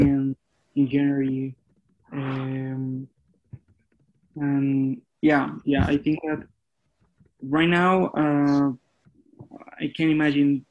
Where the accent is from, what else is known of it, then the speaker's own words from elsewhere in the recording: a little town near Bogota, Cundinamarca, Colombia; English is a second language; I'm not from Bogota. I'm from a little town near to Bogota. So for me, it was really dramatic, that part, because I need to move again to my hometown